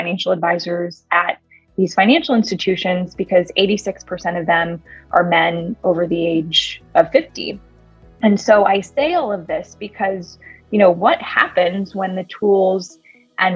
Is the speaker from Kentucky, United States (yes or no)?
no; California, United States; moved away as an adult; also born or lived in Chicago; I'm a Californian originally